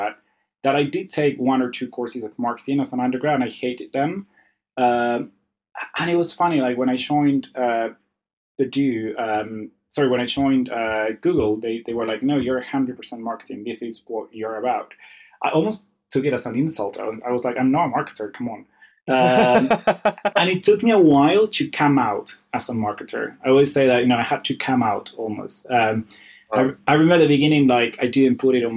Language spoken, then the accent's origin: English; Argentina; my city is quite small and it's very Argentinian